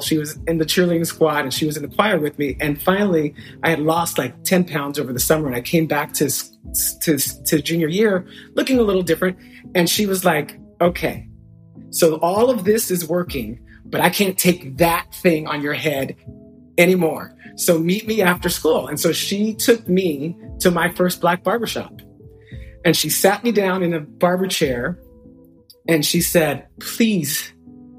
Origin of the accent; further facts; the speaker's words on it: New York City, New York, United States; moved away; also born or lived in Inland Empire, California; I was born in New York City in Brooklyn. By the time I was in my teens, I was in California